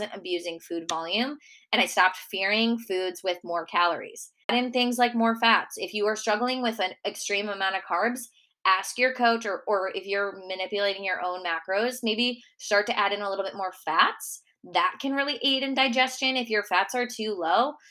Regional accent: Minnesota, United States; accent: Minnesota; moved away; my Minnesota accent

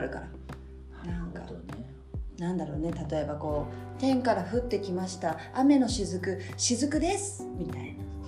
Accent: Yokohama, Kanagawa, Japan; 横浜市出身ではあるんですが、私が

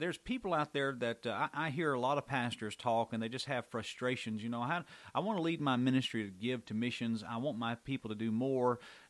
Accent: Georgia, United States; I'm from Georgia

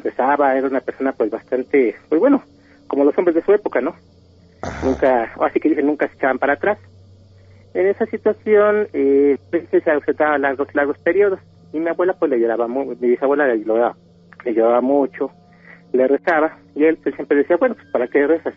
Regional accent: State of Mexico, Mexico; hablo aquí de Chabacoyos del Estado de México

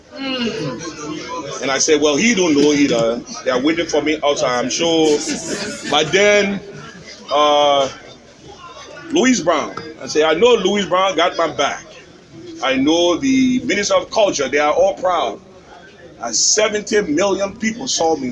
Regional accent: Liberia; Where are you from? I say, Liberia

